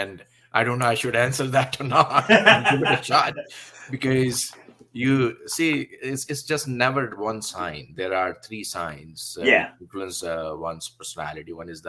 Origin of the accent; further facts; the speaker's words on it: India; English is a second language; now in Canada; I was born in India, and born in a family where the environment was quite spiritual, not so religious, but spiritual environment.